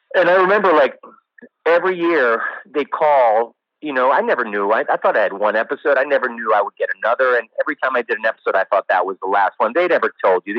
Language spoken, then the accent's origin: English; New Jersey, United States; moved away as an adult; also born or lived in West Virginia / New York; I'm from New Jersey